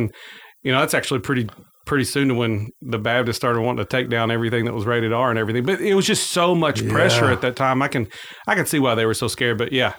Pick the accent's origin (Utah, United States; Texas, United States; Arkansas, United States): Arkansas, United States; Forest City; also born or lived in West Memphis, Arkansas / Marion, Arkansas; I am St. Francis Bounty, County born and raised. Well, not born. I was born in West Memphis and raised outside of Forest City on a farm.